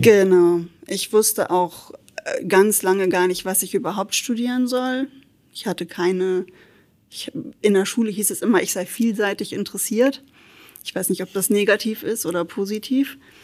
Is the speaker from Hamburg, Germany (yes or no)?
yes; Hamburg, Germany; also born or lived in Luxembourg / Schleswig-Holstein; now in Trier, Germany; ich komme aus Hamburg tatsächlich